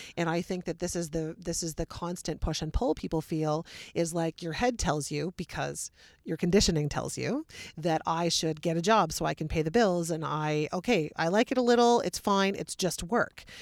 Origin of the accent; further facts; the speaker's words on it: Wellesley, Ontario, Canada; I'm from Wellesley